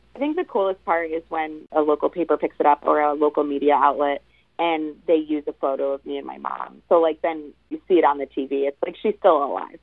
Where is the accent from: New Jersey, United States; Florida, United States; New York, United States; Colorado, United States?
New York, United States; Long Island; my hometown, which is on the end of Long Island